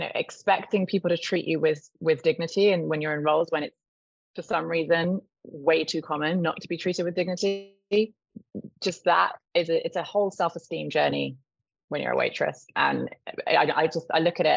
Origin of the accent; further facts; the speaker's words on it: Cornwall, South West England, United Kingdom; also born or lived in Texas; I'm from Cornwall, where you just don't make a living if you don't work in hospitality